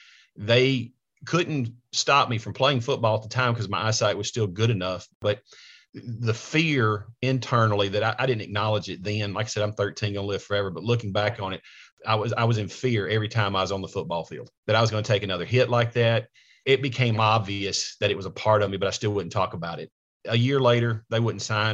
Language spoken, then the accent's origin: English; Coleman, Alabama, United States; moved away as an adult; now in Nashville, United States; I was raised in a small rural part of Alabama, Coleman, Alabama.